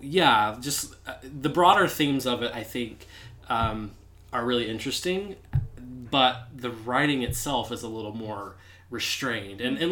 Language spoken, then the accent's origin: English; the South, United States; I grew up in the South